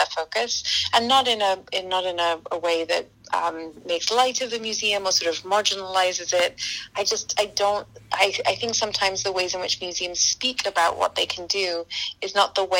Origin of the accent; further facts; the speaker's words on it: Scotland, United Kingdom; moved away as an adult; now in United States; I'm from Scotland. We have a population of about 5.5 million people there.